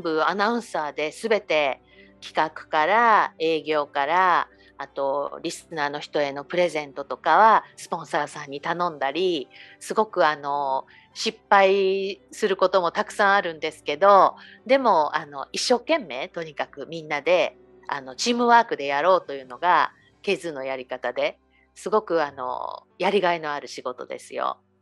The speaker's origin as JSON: {"language": "Japanese", "region": "Hiroshima", "country": "Japan", "tie": "born or raised there", "also_born_or_lived": "Hawaii", "moved": "as an adult", "lives_now": "Honolulu, United States", "said": "私は広島生まれ広島育ちそしてハワイ在住25年になります"}